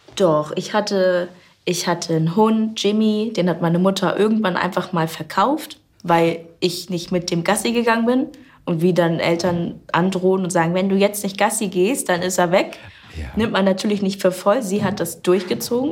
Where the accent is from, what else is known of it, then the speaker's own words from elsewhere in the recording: Kreis Stormarn, Herzogtum Lauenburg, Schleswig-Holstein, Germany; also born or lived in Bad Oldesloe; Kreis Stormann, Herzogtum Lauenburg und so weiter, das ist meine Heimat.